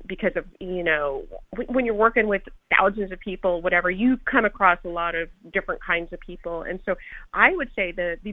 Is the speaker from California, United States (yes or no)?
yes; Los Angeles, California, United States; I am from Los Angeles, okay? I'm from the city